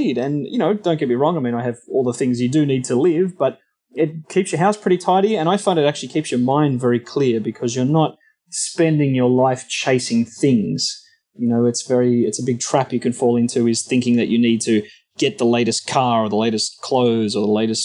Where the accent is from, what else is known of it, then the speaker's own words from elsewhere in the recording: Sydney, New South Wales, Australia; moved away as an adult; now in Orange County, United States; So I am originally from Sydney, Australia. I've lived in beautiful Orange County, California, about 7.5 years. So I'm an expat Aussie at this stage of my life and grew up there for the first, 32 years of my life.